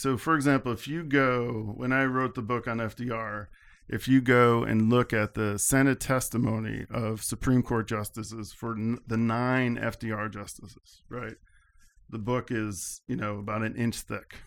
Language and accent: English; Albany, New York, United States; I grew up in the Albany area